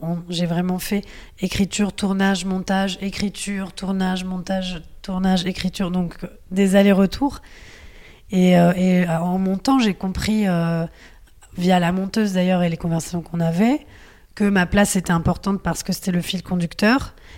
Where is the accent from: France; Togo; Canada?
France; si je suis née en France, c'est parce que mes grands-parents sont venus à un certain moment